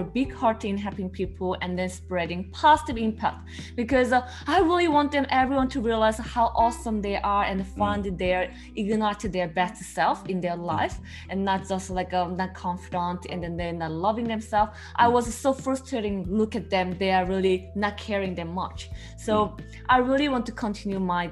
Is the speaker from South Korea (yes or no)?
yes; South Korea; English is a second language; moved away as an adult; now in Melbourne, Australia; I'm originally from Korea, South Korea, but I moved migrant to Australia, Melbourne. So it's been 5.5 years so far.